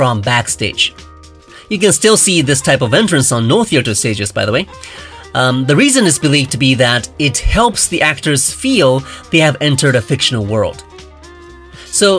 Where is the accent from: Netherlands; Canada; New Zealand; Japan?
Japan; I grew up in Japan